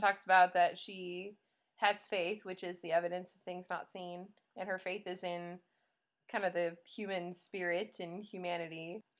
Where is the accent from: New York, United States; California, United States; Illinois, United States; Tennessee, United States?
Illinois, United States; I'm from Illinois